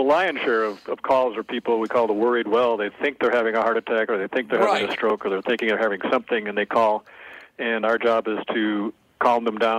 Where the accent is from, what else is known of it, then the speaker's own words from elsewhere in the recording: St. Louis Park, Minnesota, United States; moved away; I grew up in St. Louis Park